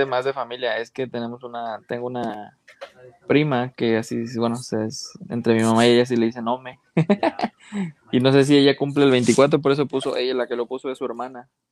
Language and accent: Spanish; Mexico